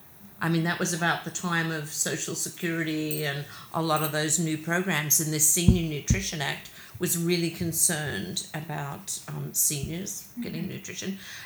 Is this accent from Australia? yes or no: yes; Australia; also born or lived in London, United Kingdom; now in United States; I'm Australian. I was born in Australia. We moved around every couple of years, so I've always been itinerant there.